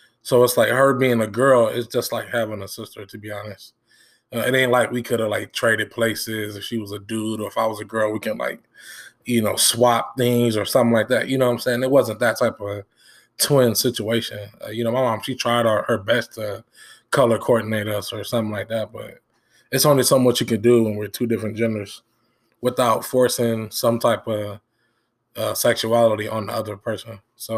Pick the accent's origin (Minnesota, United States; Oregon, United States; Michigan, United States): Michigan, United States; Benton Harbor; We grew up on Clay Street. If you're from Michigan or Benton Harbor, you know what that is. We grew up on Clay Street.